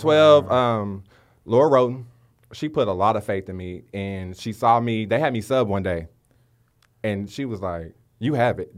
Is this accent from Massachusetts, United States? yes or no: no; Waco, Texas, United States; I'm from Waco, Texas. Um, been there my whole life.